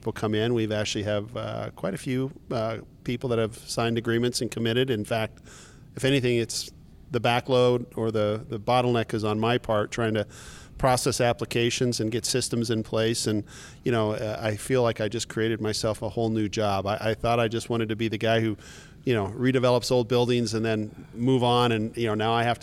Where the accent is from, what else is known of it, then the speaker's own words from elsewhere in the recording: Montana, United States; accent: Montana twang; also born or lived in Kalispell, Montana / Scottsdale, Arizona / Ogden, Utah; now in Utah, United States; I grew up in Montana, and, you know, I lived in a very rural area.